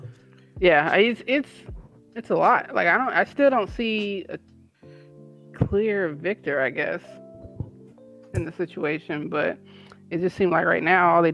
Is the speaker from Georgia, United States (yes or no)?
no; Pasadena, California, United States; born or raised there